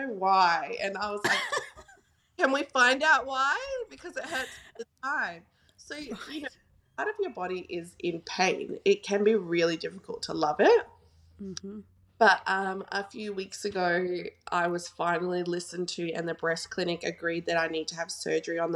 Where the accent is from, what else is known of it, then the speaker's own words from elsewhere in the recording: Gold Coast, Queensland, Australia; now in Perth, Australia; I grew up on the Gold Coast, so I know a lot of people there.